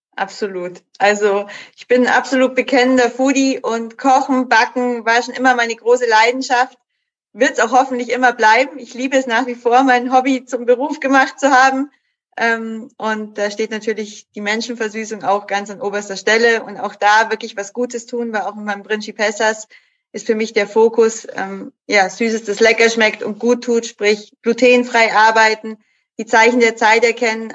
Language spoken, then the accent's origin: German; Munich, Bavaria, Germany; bin auch eine gebürtige Münchnerin